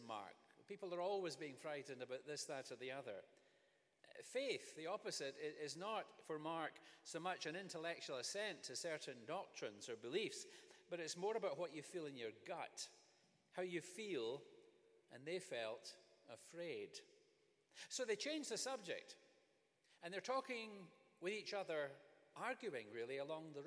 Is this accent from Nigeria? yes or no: no; Scotland, United Kingdom; Growing up in Scotland